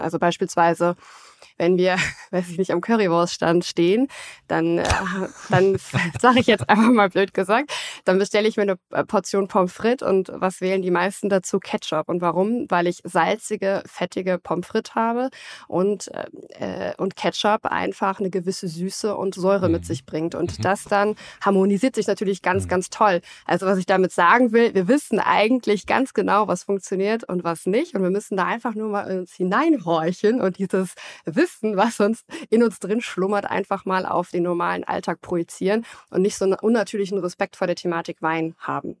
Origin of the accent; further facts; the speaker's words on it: Germany; bei uns in Deutschland